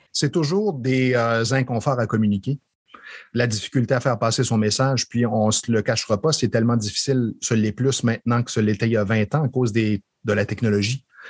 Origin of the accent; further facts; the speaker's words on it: Estrie, Quebec, Canada; moved away as an adult; also born or lived in Montreal; je suis originaire de l'Estrie